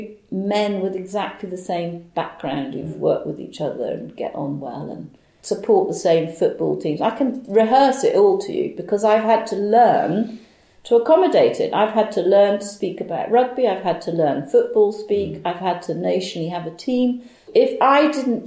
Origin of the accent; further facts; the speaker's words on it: Bahamas; moved away; I was brought up in the Bahamas